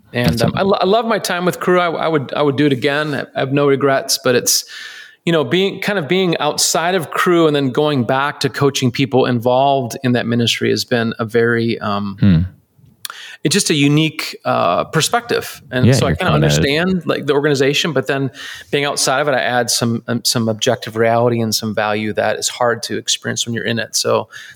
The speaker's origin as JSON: {"language": "English", "town": "Chicago", "region": "Illinois", "country": "United States", "tie": "born or raised there", "also_born_or_lived": "Ohio / Oxford, Ohio", "moved": "as an adult", "said": "I grew up in the Chicagoland area"}